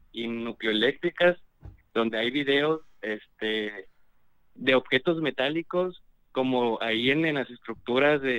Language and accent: Spanish; Veracruz, Mexico; De Veracruz.